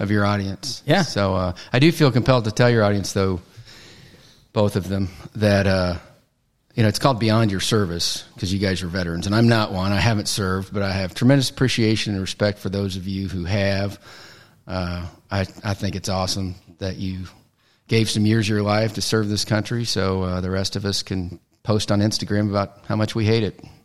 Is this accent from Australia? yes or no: no; Missouri, United States; moved away as an adult; now in Aledo, United States; Originally from Missouri, like a lot of people, moved to Texas with uh, with my job